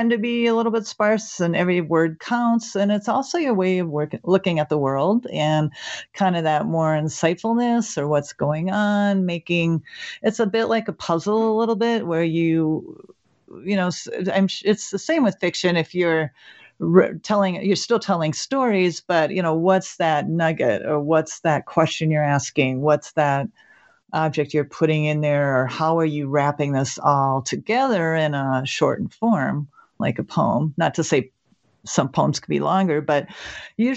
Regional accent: Minnesota, United States; moved away as an adult; now in New Mexico, United States; I'm from Minnesota originally, so I'm a Minnesotan, and I moved to New Mexico in 2011

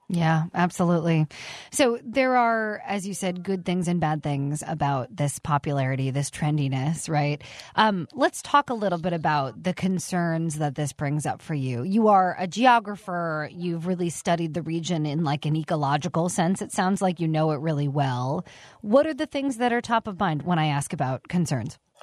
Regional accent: Arizona, United States; also born or lived in New York; I was from Arizona

